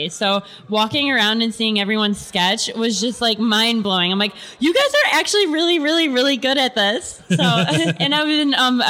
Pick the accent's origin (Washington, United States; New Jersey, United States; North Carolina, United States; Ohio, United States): Ohio, United States; Mentor; also born or lived in Dayton, Ohio; I grew up in Mentor, Ohio, which is a suburb of Cleveland, Ohio.